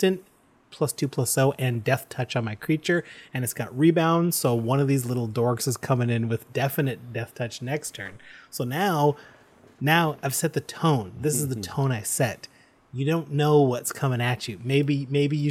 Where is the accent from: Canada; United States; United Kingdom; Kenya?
Canada; we're proud Canadian podcasters